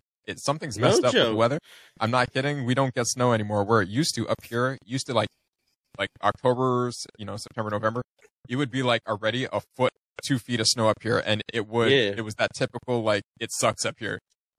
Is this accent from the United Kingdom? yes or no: no; Ontario, Canada; Yeah, I'm from Ontario, Canada.